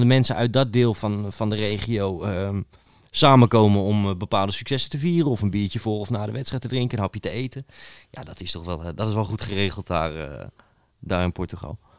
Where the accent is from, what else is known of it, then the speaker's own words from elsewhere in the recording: Netherlands; voor mij als Hollander